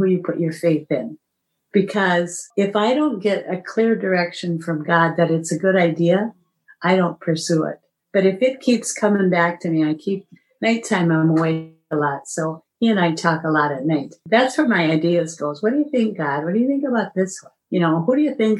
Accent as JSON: {"language": "English", "region": "Iowa", "country": "United States", "said": "I'm from Iowa"}